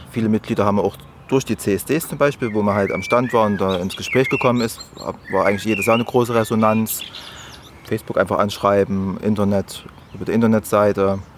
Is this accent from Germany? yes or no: yes; Oschatz, Saxony, Germany; born there; now in Leipzig, Germany; Ich bin gebürtiger Oschatzer. Wer es nicht kennt, direkt zwischen Leipzig und Dresden, fast in der Mitte.